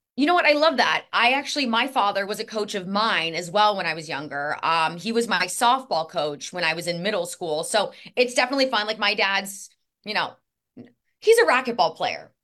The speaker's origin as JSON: {"language": "English", "town": "Indianapolis", "region": "Indiana", "country": "United States", "also_born_or_lived": "Kansas City", "moved": "yes", "said": "I'm from Indianapolis"}